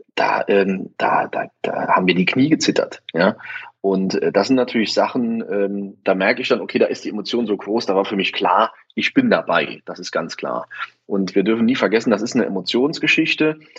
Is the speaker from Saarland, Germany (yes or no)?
yes; Saarland, Germany; moved away as an adult; also born or lived in Koblenz; now in Heiligenroth, Germany; ich komme aber aus dem Saarland bin also hierher gezogen der Liebe wegen